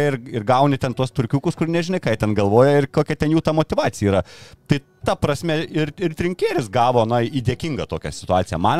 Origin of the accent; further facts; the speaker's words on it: Lithuania; mes lietuviai